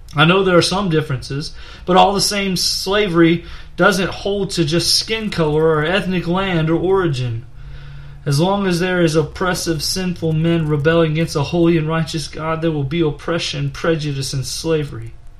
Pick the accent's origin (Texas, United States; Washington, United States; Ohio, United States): Texas, United States; Nederland; From a town near Beaumont, Texas called Nederland